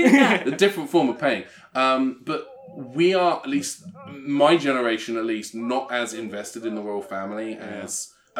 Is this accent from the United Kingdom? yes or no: yes; England, United Kingdom